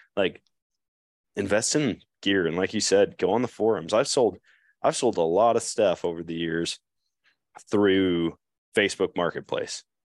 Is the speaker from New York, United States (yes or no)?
no; Eau Claire, Wisconsin, United States; growing up in Eau Claire